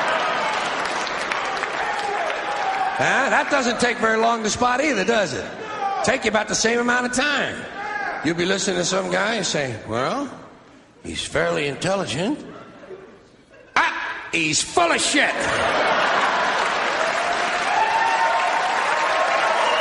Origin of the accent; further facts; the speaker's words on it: United States; I'm an American